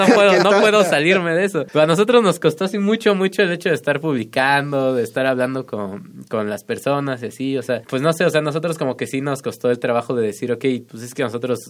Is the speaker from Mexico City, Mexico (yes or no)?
no; Tlalnepantla, State of Mexico, Mexico; somos de Tlalnepantla, del Estado de México